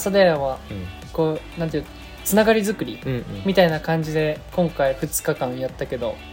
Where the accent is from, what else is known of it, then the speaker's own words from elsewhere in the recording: Yamanashi, Japan; 自分たち山梨の出身の大学生2人が頑張っている